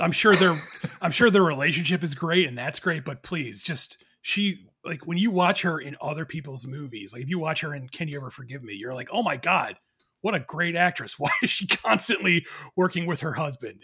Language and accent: English; New Jersey, United States; also born or lived in Philadelphia, Pennsylvania; I moved from Philadelphia to New Jersey when I was a kid